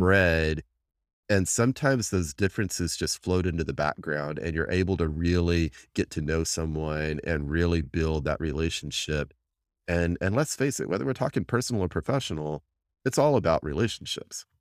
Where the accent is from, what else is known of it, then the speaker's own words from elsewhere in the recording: Texas, United States; I'm a Texan from, from day one, born and bred here